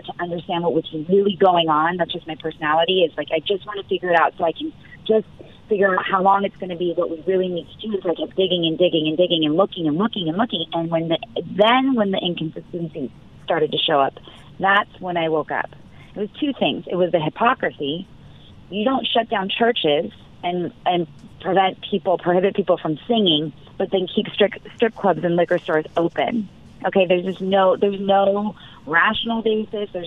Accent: Orange County, California, United States; my hometown of Orange County

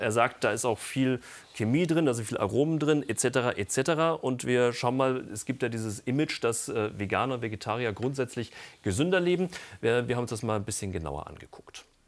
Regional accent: Germany; bei uns in Deutschland

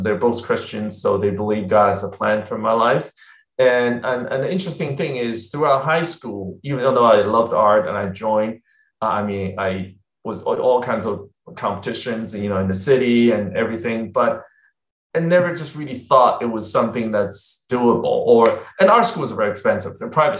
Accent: Texas, United States; also born or lived in China; So I was born in China way back in the 70s. I know I'm dating myself here. And then I came to the U.S. in the late 80s. I came when I was very young, about, 13. And I grew up in Texas, basically.

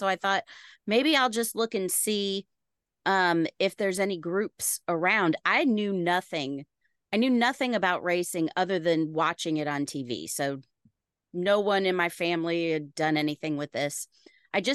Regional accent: Illinois, United States; I grew up in Central Illinois, and my family was always really interested in racing.

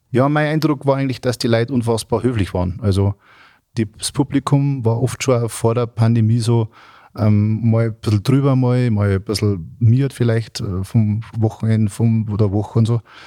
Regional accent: Germany; bei uns in Deutschland

